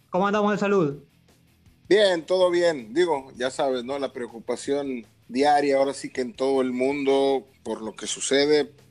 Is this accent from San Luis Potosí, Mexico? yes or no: no; Monterrey, Nuevo León, Mexico; yo llevaba el club de Rayados de Monterrey de donde soy originario.